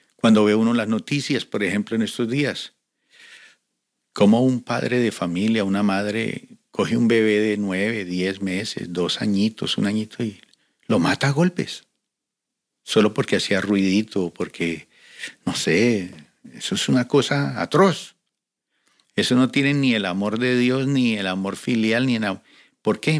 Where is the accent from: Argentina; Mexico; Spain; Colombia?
Colombia; now in Cali, Colombia; llegamos de diferentes lugares de Colombia y conformamos un equipo evangelístico. Y llegamos a la ciudad de Cali